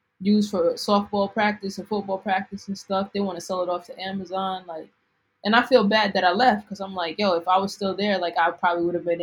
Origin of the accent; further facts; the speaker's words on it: Long Island, New York, United States; moved away as an adult; now in Brooklyn, United States; the town I grew up in, like, I live in Brooklyn now, right? But I'm from Long Island